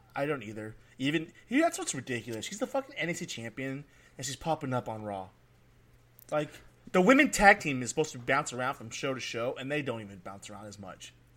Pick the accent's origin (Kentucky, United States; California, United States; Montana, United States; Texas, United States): California, United States; I'm from California